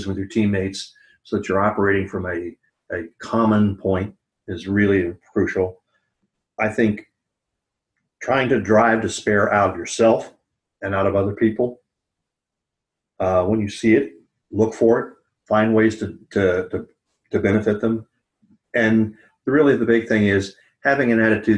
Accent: the South, United States; the attitude that I grew up with in the South

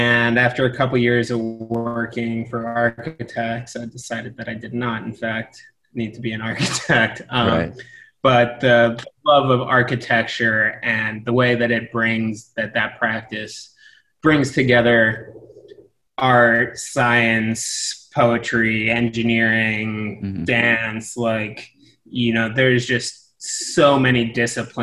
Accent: outside of Philadelphia, Pennsylvania, United States; moved away as an adult; also born or lived in Middlebury, Vermont / West Africa; now in New York, United States; I grew up outside of Philadelphia in the suburbs

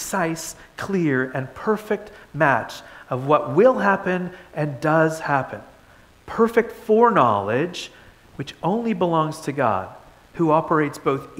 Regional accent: Toronto, Ontario, Canada; moved away; I grew up in Toronto

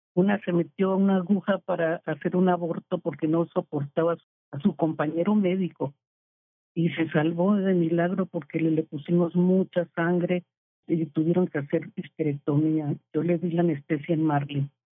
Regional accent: Colombia; moved away as an adult; now in Mexico; Yo llegué a, de Colombia no exiliada porque vine a hacer un curso en anestesiología pediátrica en el infantil de México con mi marido

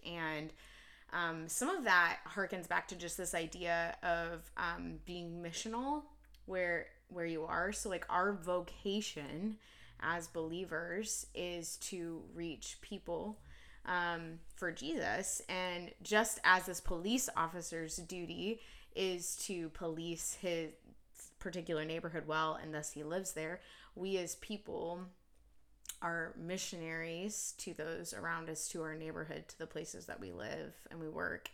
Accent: Cincinnati, Ohio, United States; now in Kansas City, United States; I grew up in Cincinnati, Ohio

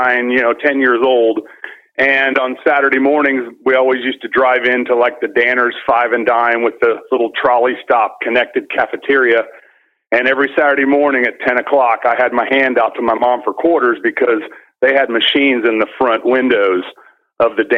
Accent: Indiana, United States; moved away; I'm originally from Indiana, so there was 2 feet of snow on the ground half the year back then

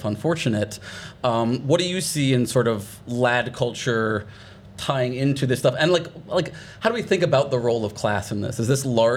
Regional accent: United States; I'm an American

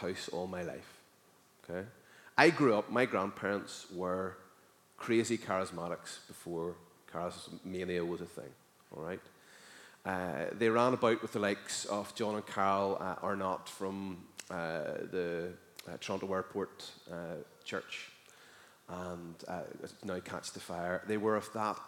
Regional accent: Northern Ireland, United Kingdom; as a Northern Irish person

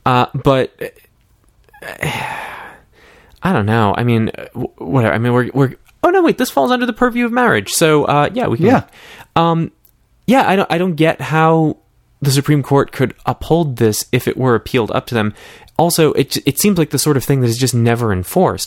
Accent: Massachusetts, United States; I grew up in Massachusetts

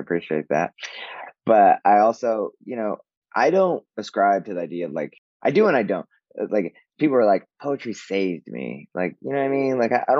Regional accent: Mexico; born there; I'm the only Mexican because I was born in Mexico

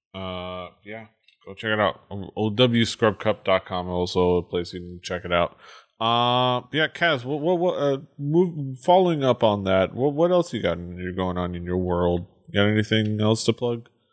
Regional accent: Miami, Florida, United States; I'm from Miami.

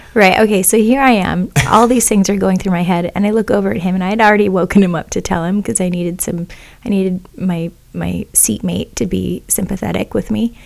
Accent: Kona, Hawaii, United States; moved away; also born or lived in Oahu; I was born on Oahu, raised in Kona

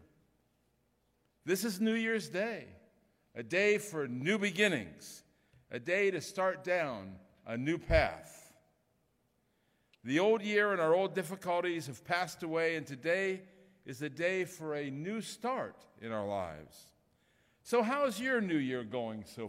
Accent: Ohio, United States; moved away; I'm from Ohio originally

